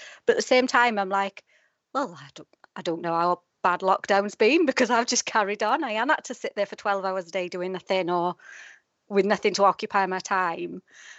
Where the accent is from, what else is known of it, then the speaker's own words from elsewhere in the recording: Wales, United Kingdom; moved away as an adult; now in Doncaster, United Kingdom; I live in Doncaster, but I'm originally from South Wales. I moved here sort of 10 years ago, and I can't quite shake my accent off, although when I go home, they tell me I'm Northern.